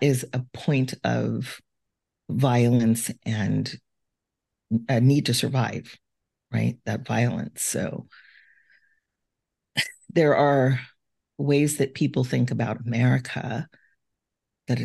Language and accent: English; Compton, California, United States; I grew up in Compton, California